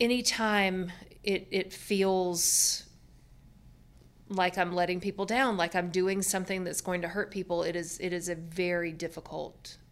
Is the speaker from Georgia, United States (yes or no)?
yes; Georgia, United States; people that Boomer and I grew up with in Georgia